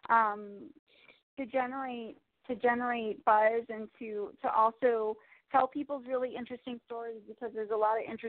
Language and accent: English; New York City, New York, United States; I'm from New York City